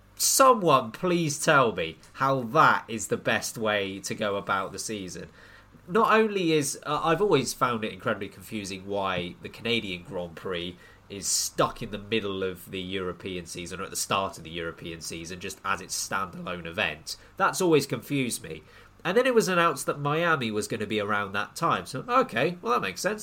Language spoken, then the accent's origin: English; United Kingdom; we're we're British